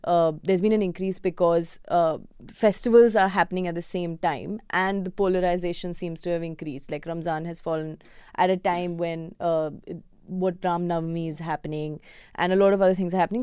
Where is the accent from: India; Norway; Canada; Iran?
India; Kerala; moved away; I'm also from Kerala